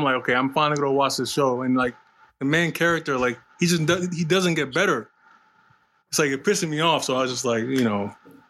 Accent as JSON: {"language": "English", "town": "Baltimore", "region": "Maryland", "country": "United States", "said": "I'm from Baltimore, Maryland."}